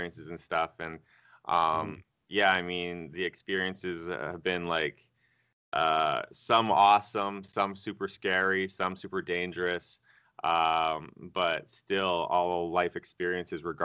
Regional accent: Canada; moved away as an adult; also born or lived in Australia; now in South Korea; I grew up in Canada

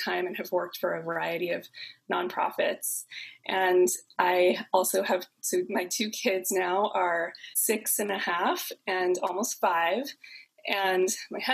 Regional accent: Southern California, United States; also born or lived in San Francisco, United States; now in Oakland, United States; I'm here in Oakland, California, and I'm from Southern California originally

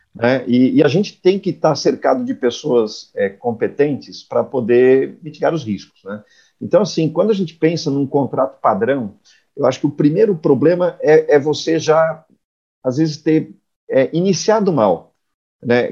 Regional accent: Blumenau, Santa Catarina, Brazil; now in Florianópolis, Brazil; eu sou nascido em Blumenau, uma, uma cidade aqui na região do, do Vale de Itajaí, é, moro em Florianópolis já há algumas décadas

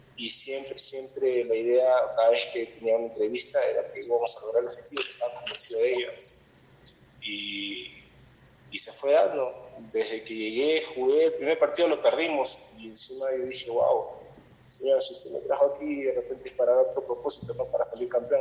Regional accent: Peru; now in Cusco, Peru; soy del Perú, estoy en Cusco

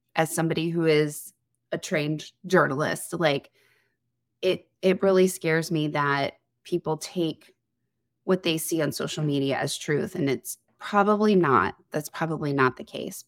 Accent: Connecticut, United States; moved away; I'm originally from Connecticut.

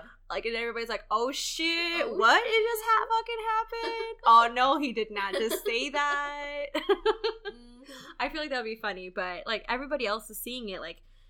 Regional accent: Texas, United States; I'm from Texas

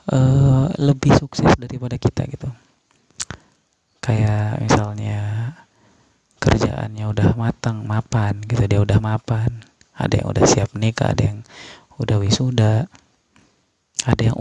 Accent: West Nusa Tenggara, Indonesia; kenalin dan saya dari Lombok.

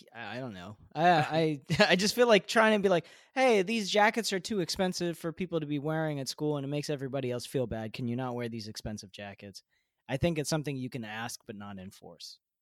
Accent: United States; I am an American. I live in America

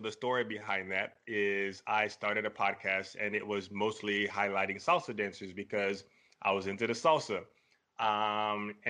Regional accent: Lubbock, Texas, United States; born there; Yes, born in Texas, currently living in Texas. I was born in Lubbock, Texas.

